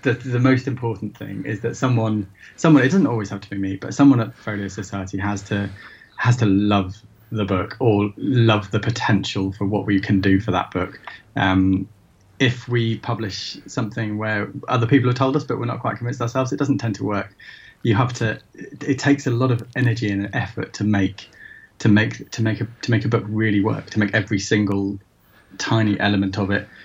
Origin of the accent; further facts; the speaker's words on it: Shrewsbury, West Midlands, United Kingdom; now in London, United Kingdom; I'm brought up in Shrewsbury and, now live in London.